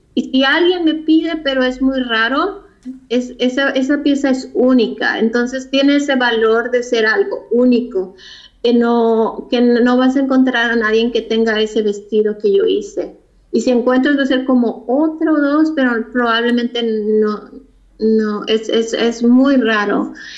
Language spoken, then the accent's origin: Spanish; Tijuana, Baja California, Mexico; also born or lived in Mexico City; now in Los Angeles, United States; Yo nací en la Ciudad de México, nos mudamos a Tijuana cuando tenía como 7, 8 años.